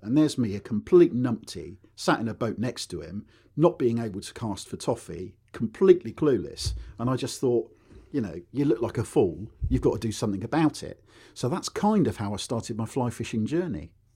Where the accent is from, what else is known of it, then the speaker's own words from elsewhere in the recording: Newbury, South East England, United Kingdom; I was r, born and raised in Berkshire up near Newbury